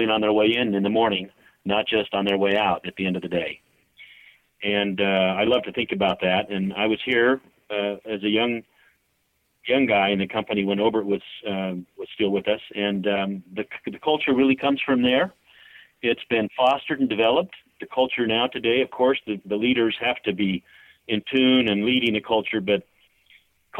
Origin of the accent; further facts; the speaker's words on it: California, United States; moved away as an adult; now in Utah, United States; I'm the oldest of nine children, and I grew up in California.